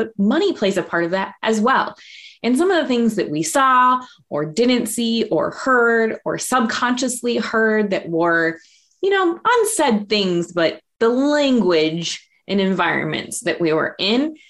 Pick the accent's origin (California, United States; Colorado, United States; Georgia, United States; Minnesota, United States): Minnesota, United States; Minneapolis; I grew up in South Minneapolis in a little bit of a rougher neighborhood.